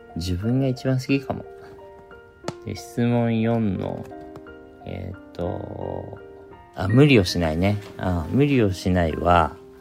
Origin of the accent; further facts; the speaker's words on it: Shizuoka, Japan; moved away as an adult; now in Tokyo, Japan; 僕静岡出身なんですけれども、えー、高校卒業して地元の洋服屋さんで働いていて